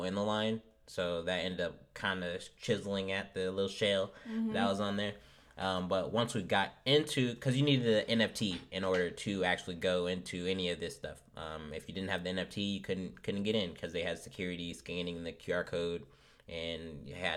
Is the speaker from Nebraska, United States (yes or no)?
yes; Omaha, Nebraska, United States; since we're from Omaha, it's a middle city.